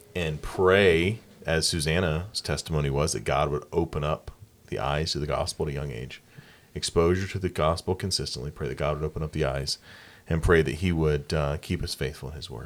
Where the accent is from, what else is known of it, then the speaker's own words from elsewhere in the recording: Anderson, South Carolina, United States; also born or lived in Rock Hill, South Carolina; I grew up in Anderson, South Carolina